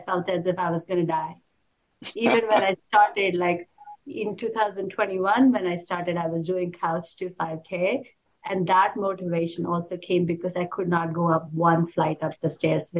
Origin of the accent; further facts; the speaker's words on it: Karnataka, India; moved away as an adult; also born or lived in Kerala / New Jersey; now in Phoenix, United States; I was born in Kerala, grew up in Karnataka, moved to US in 2010. Since moving to US, I've been in many parts of the US